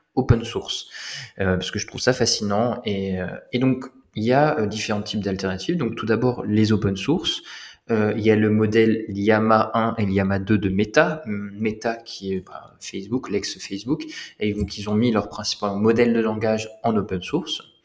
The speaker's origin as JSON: {"language": "French", "area": "Lorraine", "region": "Grand Est", "country": "France", "tie": "born or raised there", "said": "j'ai grandi en Lorraine. J'ai grandi en Lorraine."}